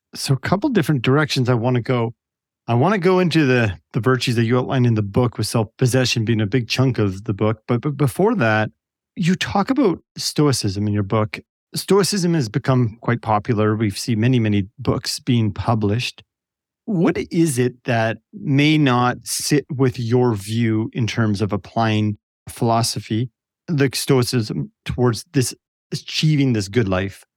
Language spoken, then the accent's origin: English; Canada; I'm from Canada